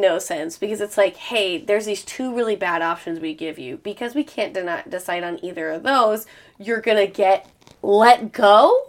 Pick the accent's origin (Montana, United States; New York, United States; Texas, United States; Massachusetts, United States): Montana, United States; I'm from Montana, the Freeman.